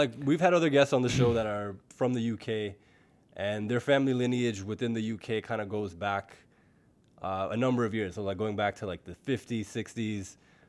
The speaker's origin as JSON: {"language": "English", "town": "Brampton", "region": "Ontario", "country": "Canada", "said": "Together, we are two rappers from the Brampton area, part of a rap group called"}